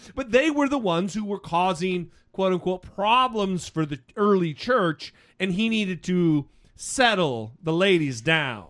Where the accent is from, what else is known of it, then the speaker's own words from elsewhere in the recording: Idaho, United States; Idaho, my home state